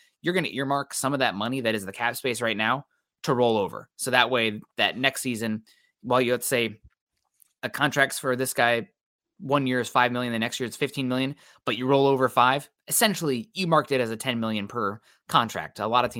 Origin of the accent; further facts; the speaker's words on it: Quad Cities, Midwest, United States; also born or lived in Iowa City; was in Iowa City for grad school and from the Quad Cities originally. So I'm a Midwestern guy born and raised on the Mississippi.